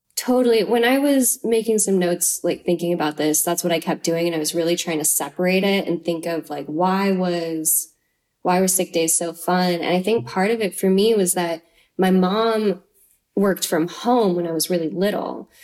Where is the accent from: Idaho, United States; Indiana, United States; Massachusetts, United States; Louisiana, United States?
Idaho, United States; Troy; I'm from Troy, Idaho. It's like on the Palouse terrain.